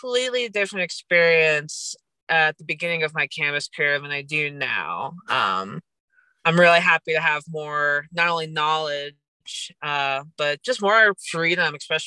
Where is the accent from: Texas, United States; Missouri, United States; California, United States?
Missouri, United States; St. Louis; now in Colorado, United States; I am originally from St. Louis, Missouri.